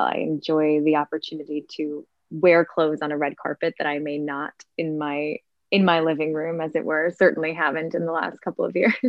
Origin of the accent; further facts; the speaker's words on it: suburbs of Chicago, Illinois, United States; also born or lived in Milwaukee, Wisconsin; I grew up in Milwaukee, Wisconsin. Well, I was there till I was four, and then moved to um, the suburbs of Chicago.